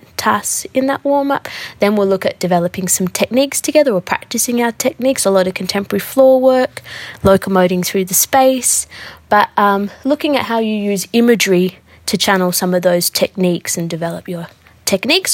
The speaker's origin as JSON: {"language": "English", "town": "Sydney", "region": "New South Wales", "country": "Australia", "tie": "born or raised there", "said": "I grew up here, born here, tried to move away"}